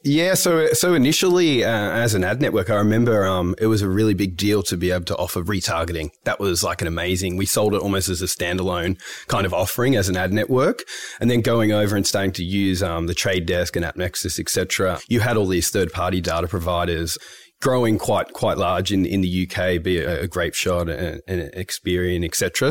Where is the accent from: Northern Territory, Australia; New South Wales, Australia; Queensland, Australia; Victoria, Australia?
Victoria, Australia; Melbourne; I'm from Melbourne originally.